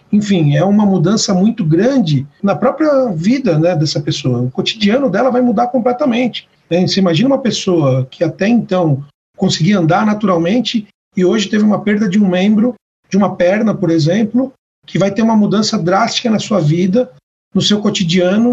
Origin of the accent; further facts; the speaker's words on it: Brazil; eu sou o único que nasci no Brasil